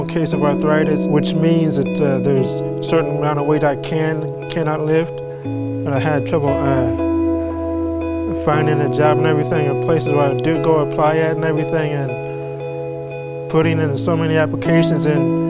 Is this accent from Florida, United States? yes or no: no; Colorado Springs, Colorado, United States; also born or lived in Chinook, Kansas; now in San Antonio, United States; Originally, I'm from Colorado Springs, Colorado. Moved to Chinook, Kansas with my adopted parents. And then from there, we moved here to San Antonio, and I went to Lee High School